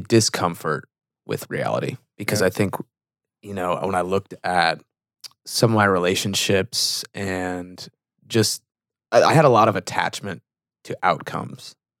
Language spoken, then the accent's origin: English; Fremont, California, United States; moved away; I grew up in the Bay Area, California. So in between Oakland and San Jose, city called Fremont.